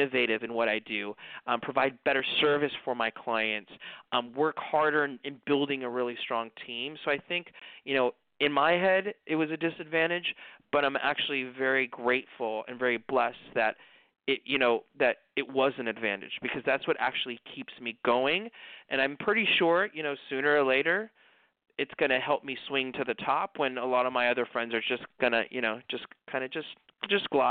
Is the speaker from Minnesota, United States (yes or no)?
no; Los Angeles, California, United States; growing up in the East part of Los Angeles